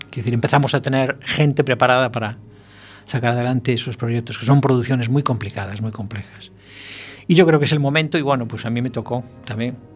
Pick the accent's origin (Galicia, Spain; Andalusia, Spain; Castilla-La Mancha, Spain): Galicia, Spain; Francisco Corujo, es, es, de Lanzarote, el resto somos todos gallegos